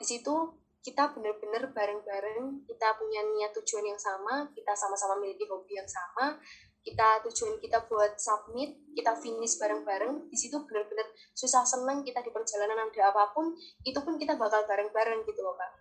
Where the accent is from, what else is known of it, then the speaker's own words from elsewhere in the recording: Java, Indonesia; saya orang Jawa